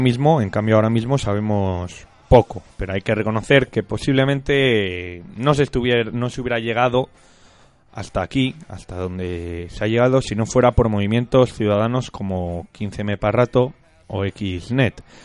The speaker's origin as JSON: {"language": "Spanish", "region": "Castile and León", "country": "Spain", "said": "somos castellanos."}